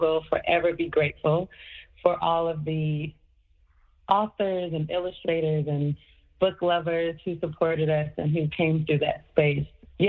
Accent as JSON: {"language": "English", "town": "Portland", "region": "Oregon", "country": "United States", "tie": "born or raised there", "lives_now": "New York, United States", "said": "I grew up in Portland, Oregon, but I had lived in Harlem for years"}